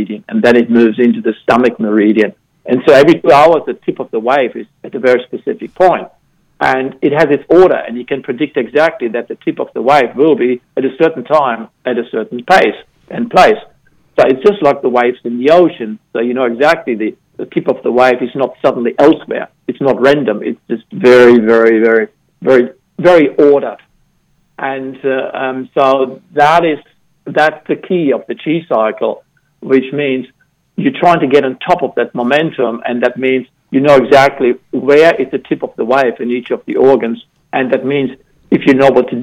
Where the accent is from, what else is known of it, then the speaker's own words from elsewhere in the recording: Germany; moved away; I grew up in Germany